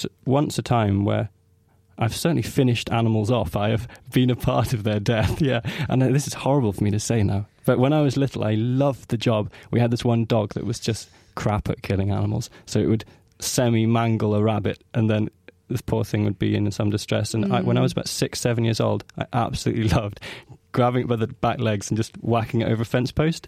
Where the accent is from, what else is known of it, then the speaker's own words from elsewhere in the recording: Orkney Islands, Scotland, United Kingdom; I come from the Orkney Islands in the far north of Scotland